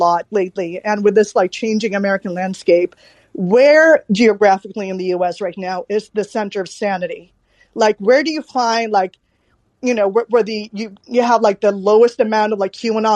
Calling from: Sweden; also born or lived in Seattle / Bellevue; I actually am one of those foreigners. I'm calling from Sweden

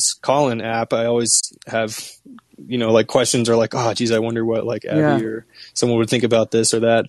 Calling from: Toluca, State of Mexico, Mexico; Hey, I'm calling today from Toluca, Mexico.

